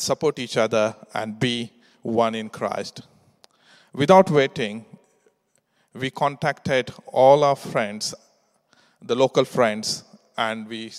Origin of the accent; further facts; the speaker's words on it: India; English is a second language; moved away as an adult; now in England; We come to England from India 15 years ago to work.